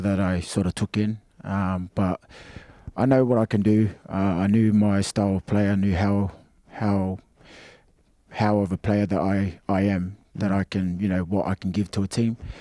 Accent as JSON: {"language": "English", "country": "Australia", "tie": "born or raised there", "moved": "yes", "said": "I felt more like an Australian as a kid, um, because that's where I grew up"}